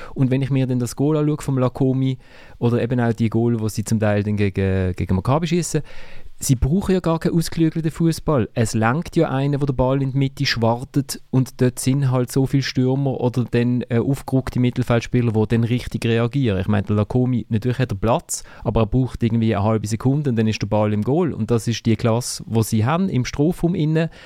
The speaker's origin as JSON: {"language": "German", "town": "Basel", "region": "Basel-Stadt", "country": "Switzerland", "said": "als Basler"}